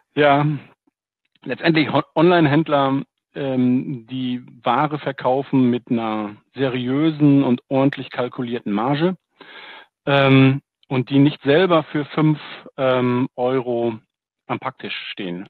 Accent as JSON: {"language": "German", "town": "Ahaus", "region": "North Rhine-Westphalia", "country": "Germany", "said": "ich bin ein äh, Fulfillment-Dienstleister, letztendlich aus dem schönen Ahaus, äh, dem Münsterland"}